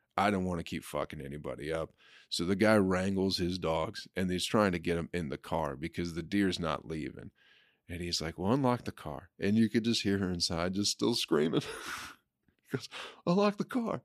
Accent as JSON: {"language": "English", "region": "Michigan", "country": "United States", "tie": "born or raised there", "said": "in Michigan, we just didn't get a lotta people from Egypt"}